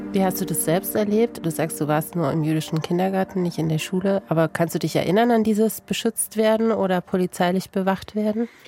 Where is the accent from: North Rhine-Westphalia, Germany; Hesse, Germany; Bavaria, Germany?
Bavaria, Germany; Regensburg; ich bin in Regensburg aufgewachsen